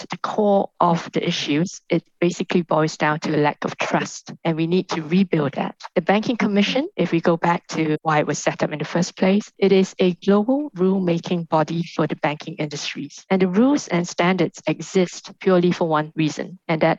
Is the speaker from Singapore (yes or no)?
yes; Singapore; I'm a Singaporean. I grew up in a multicultural international trading hub